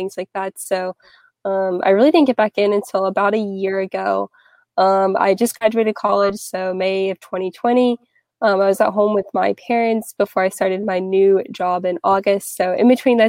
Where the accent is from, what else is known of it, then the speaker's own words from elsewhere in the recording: North Carolina, United States; now in Atlanta, United States; I'm originally from North Carolina